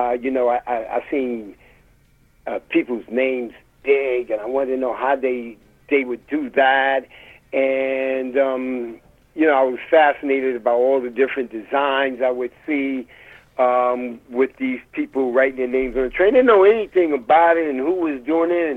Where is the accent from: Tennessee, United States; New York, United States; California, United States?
New York, United States; New York City; I grew up in the East New York section, Lewis H. Pink houses